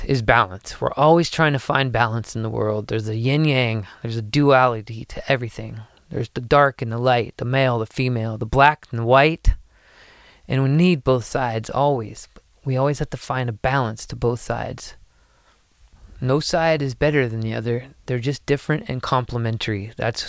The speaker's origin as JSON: {"language": "English", "country": "United States", "said": "as an American, United States citizen"}